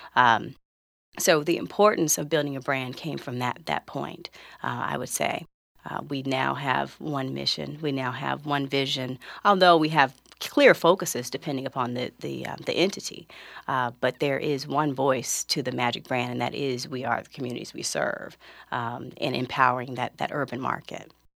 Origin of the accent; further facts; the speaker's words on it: Los Angeles, California, United States; I grew up in South Central Los Angeles, maybe ten minutes away from where the theater is open today